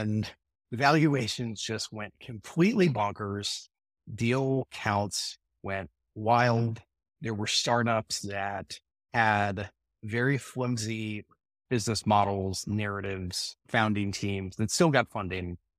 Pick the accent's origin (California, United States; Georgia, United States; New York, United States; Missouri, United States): Georgia, United States; Atlanta; growing up in Atlanta